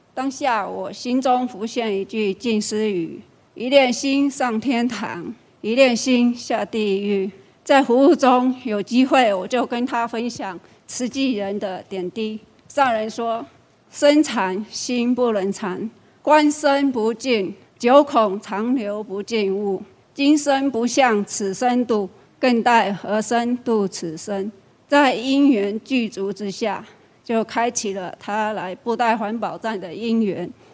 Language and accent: Chinese; Guilin, Guangxi, China; moved away as an adult; now in Chiayi, Taiwan; 我来自大陆广西桂林。 二十多年前来台湾